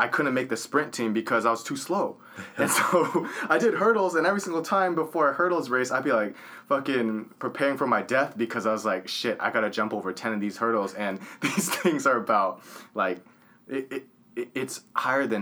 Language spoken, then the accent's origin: English; Orange County, California, United States; growing up in Orange County, it's a more wealthy area.